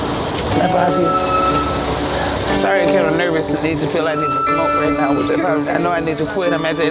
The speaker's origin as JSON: {"language": "English", "town": "Milwaukee", "region": "Wisconsin", "country": "United States", "tie": "born or raised there", "moved": "yes", "said": "I came from Milwaukee, Wisconsin. That's where I was born and raised."}